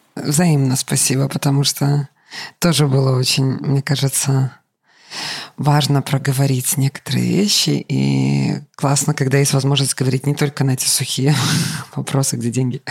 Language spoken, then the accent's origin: Russian; Grodno, Grodno Region, Belarus; moved away; я родом из Гродно